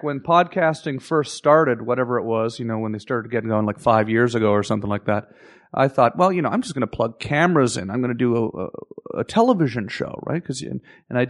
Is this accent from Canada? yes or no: yes; Canada